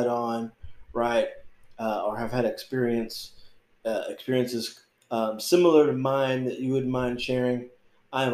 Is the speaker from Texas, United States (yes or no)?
yes; North Texas, United States; moved away as an adult; also born or lived in Oregon; It's a little bit hot here in North Texas.